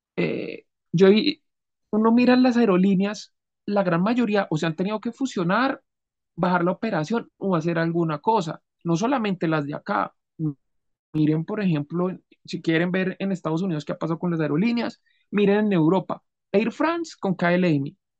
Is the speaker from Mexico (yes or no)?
no; Colombia; yo soy colombiano, mi país